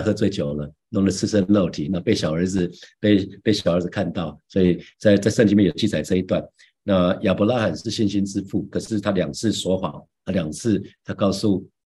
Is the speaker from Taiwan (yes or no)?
yes; Taiwan; 神让我们出生在台湾这块土地